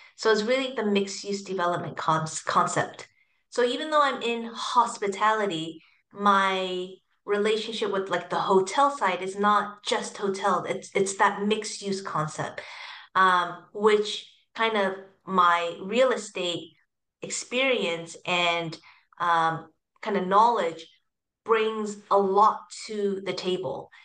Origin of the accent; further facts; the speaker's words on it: the Bay Area, California, United States; moved away as an adult; also born or lived in Hong Kong / Foster City, California / Shanghai, China; now in Singapore; I grew up in uh, the Bay Area